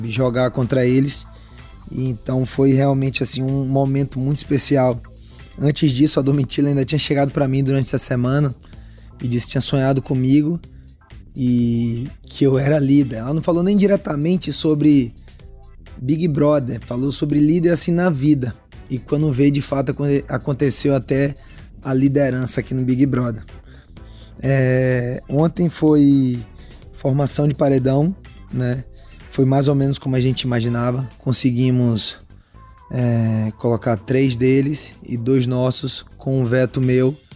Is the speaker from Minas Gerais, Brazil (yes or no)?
no; João Pessoa, Paraíba, Brazil; born there; also born or lived in Salvador; eu sou meio paraibano, meio baiano, né? Porque nasci em João Pessoa, morei muito tempo lá em Salvador.